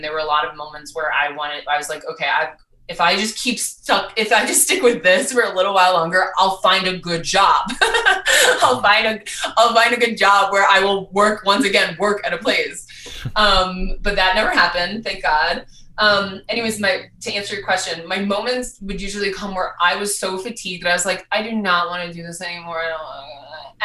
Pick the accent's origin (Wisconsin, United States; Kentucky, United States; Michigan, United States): Wisconsin, United States; Milwaukee; moved away as an adult; also born or lived in New York City; now in Denver, United States; I grew up in Milwaukee, Wisconsin